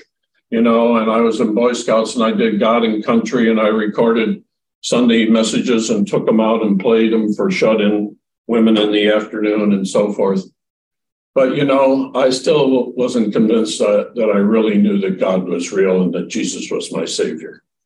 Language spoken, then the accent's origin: English; Rockford, Illinois, United States; So I grew up in the Midwest in a town called Rockford, Illinois